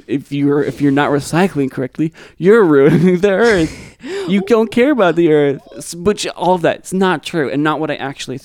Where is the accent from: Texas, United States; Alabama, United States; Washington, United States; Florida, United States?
Washington, United States; Seattle; I grew up in Seattle.